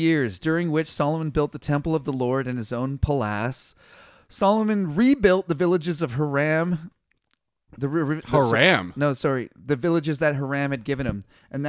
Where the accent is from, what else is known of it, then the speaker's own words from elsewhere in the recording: Canada; I'm from Canada, man. I'm one of the good white people.